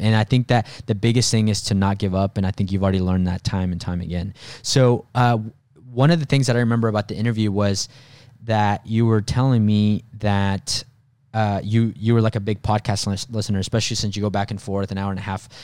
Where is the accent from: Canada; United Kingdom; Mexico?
Mexico; moved away; me growing up in Mexico